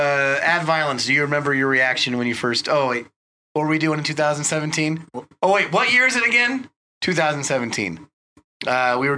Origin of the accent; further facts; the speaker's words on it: Sacramento, California, United States; We're from Sacramento.